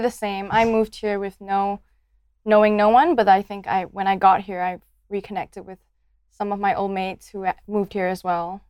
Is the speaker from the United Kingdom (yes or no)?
no; Malaysia; moved away as an adult; now in Adelaide, Australia; I'm from Malaysia. I'm ethnically Chinese